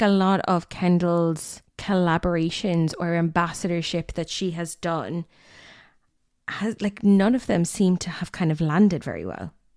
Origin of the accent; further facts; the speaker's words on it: Limerick, Munster, Ireland; I'm from Limerick